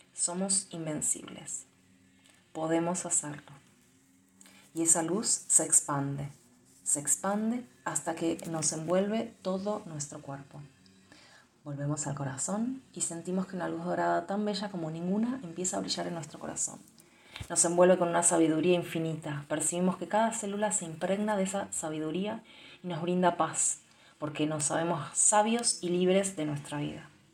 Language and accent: Spanish; Argentina; yo soy de Argentina